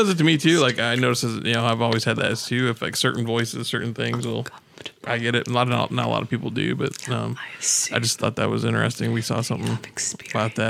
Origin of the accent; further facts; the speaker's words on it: Michigan, United States; moved away as an adult; now in Florida, United States; I'm from Michigan